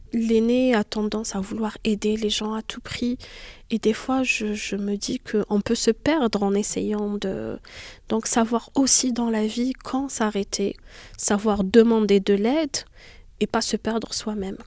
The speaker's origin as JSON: {"language": "French", "country": "Algeria", "tie": "born or raised there", "moved": "as an adult", "lives_now": "France", "said": "je suis née en Algérie, j'y ai vécu jusqu'à l'âge de 19 ans"}